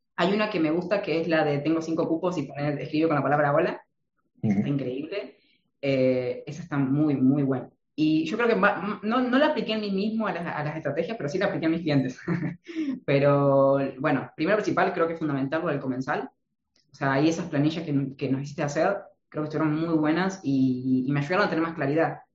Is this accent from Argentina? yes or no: yes; Argentina; yo vengo de Argentina